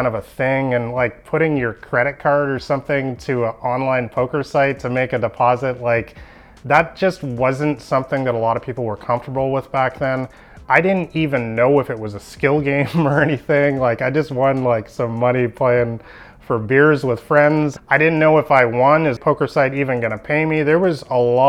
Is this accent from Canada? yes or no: yes; Vancouver, British Columbia, Canada; I'm from Vancouver, Canada